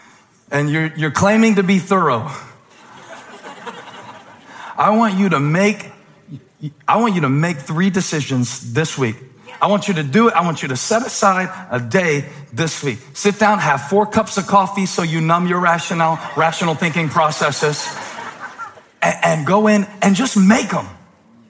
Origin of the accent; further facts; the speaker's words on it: Moncks Corner, South Carolina, United States; now in Charlotte, United States; growing up in Monk's Corner